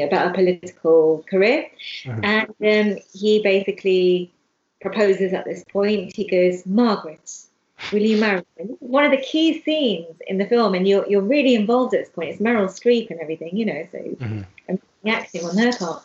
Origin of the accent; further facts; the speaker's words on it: London, United Kingdom; I'm from London. Even though I'm from Hounslow